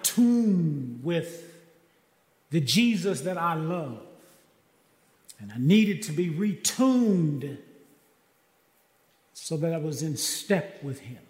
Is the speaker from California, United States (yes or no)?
no; Kansas City, Missouri, United States; now in Texas, United States; I am from Kansas City, and I was born and raised there